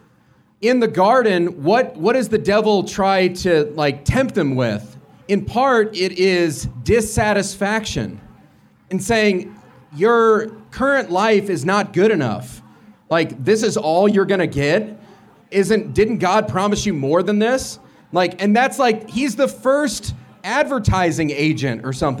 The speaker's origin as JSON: {"language": "English", "region": "Illinois", "country": "United States", "moved": "yes", "lives_now": "Colorado, United States", "said": "I'm from Illinois and I moved out to Colorado"}